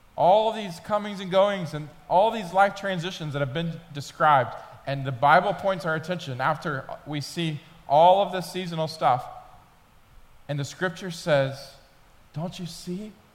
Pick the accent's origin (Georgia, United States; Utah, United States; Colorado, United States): Georgia, United States; Atlanta; moved away as an adult; also born or lived in Memphis, Tennessee; I was from Atlanta